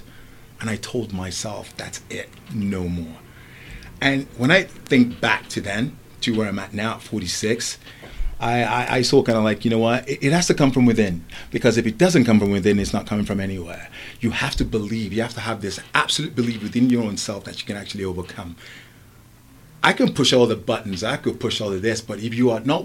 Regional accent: England, United Kingdom; also born or lived in Lagos, Nigeria; I was born in Nigeria and I was raised in England.

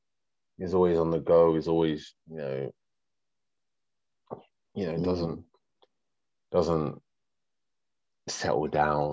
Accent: London, United Kingdom; obviously we're from London

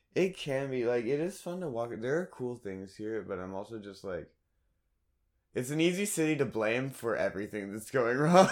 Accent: Raleigh, North Carolina, United States; moved away; I'm from Raleigh

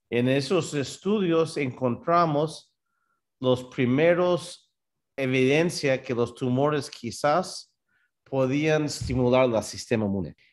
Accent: New York, United States; born there; Yo nací aquí en Nueva York. Mis papás, los dos son peruanos. Mi mamá es de Trujillo, y mi papá es de un pueblo pequeño que se llama Cascas, entre Cajamarca y Trujillo.

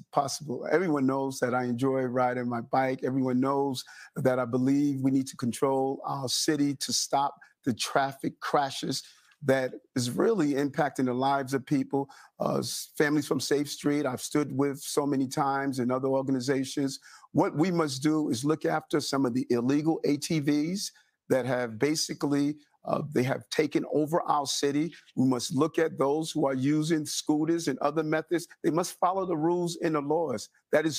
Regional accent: New York City, New York, United States; growing up in South Jamaica, Queens

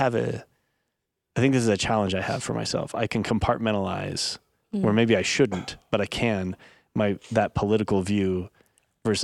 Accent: United States; I was raised in America

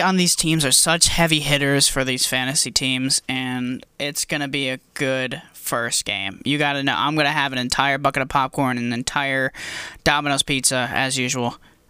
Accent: New York, United States; Sammy and I, you know, we're from New York

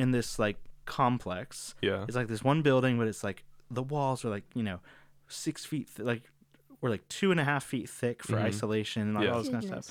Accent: Virginia Beach, Virginia, United States; moved away as an adult; now in Northern Virginia, United States; I'm originally from Virginia Beach. That's where I grew up

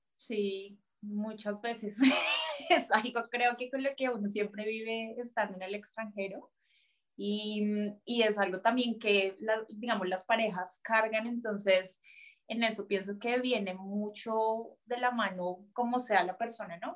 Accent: Colombia; moved away as an adult; now in Germany; soy colombiana, pero vivo en Alemania hace dos años y medio.

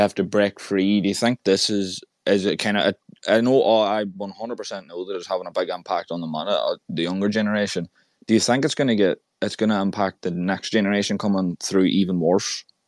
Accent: Ireland; I'm from Ireland

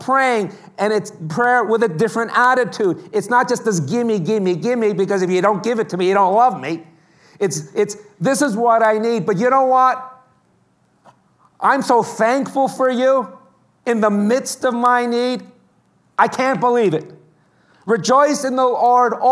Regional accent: New York City, New York, United States; It's very hard being growing up in New York.

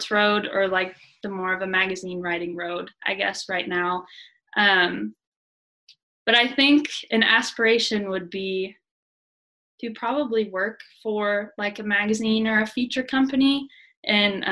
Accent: Southwest Missouri, United States; moved away as an adult; I was from Southwest Missouri, but so I live 4 hours away from here

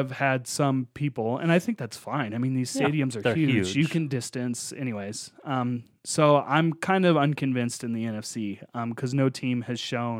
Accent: Colorado, United States; So living in Broncos land, growing up in Broncos land, I'm a native Coloradoan.

